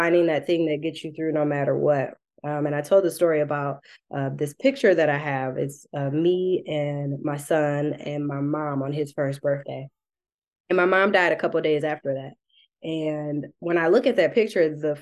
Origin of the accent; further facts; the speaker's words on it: Detroit, Michigan, United States; I'm also from Southwest Detroit.